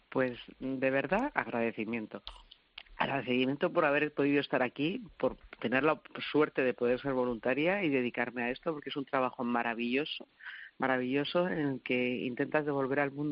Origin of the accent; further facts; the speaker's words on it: Spain; yo creo que es de lo que más orgulloso me puedo sentir, de, cómo, cómo somos los españoles, cómo reaccionamos cuando hay necesidad.